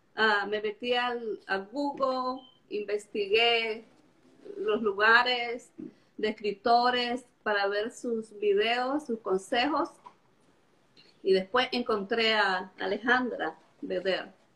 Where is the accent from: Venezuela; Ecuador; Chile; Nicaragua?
Nicaragua; Estelí; moved away as an adult; now in Charlotte, United States; yo soy de Nicaragua. Nací en Estelí, en la ciudad de Estelí, en Nicaragua. Pero vivo en Charlotte, en Carolina del Norte